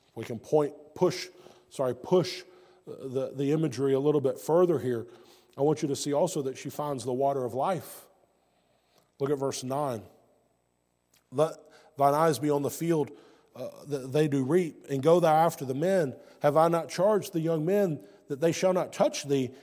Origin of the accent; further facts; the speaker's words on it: United States; I'm from the United States